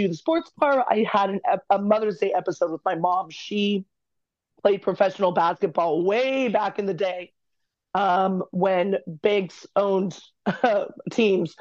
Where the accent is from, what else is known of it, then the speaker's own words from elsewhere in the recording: Manhattan Beach, California, United States; I grew up in Manhattan Beach